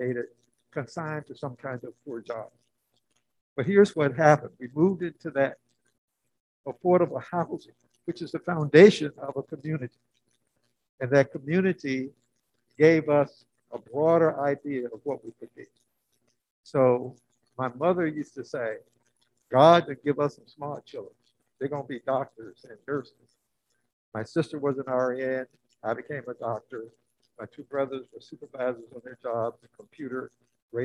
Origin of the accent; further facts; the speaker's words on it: Alabama, United States; now in California, United States; I'm from Alabama, but here I am in California